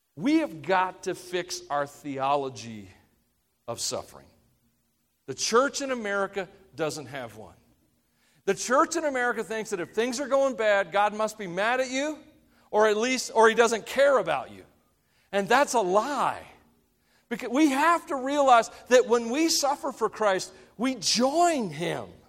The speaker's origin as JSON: {"language": "English", "region": "Tennessee", "country": "United States", "said": "I'm from Tennessee"}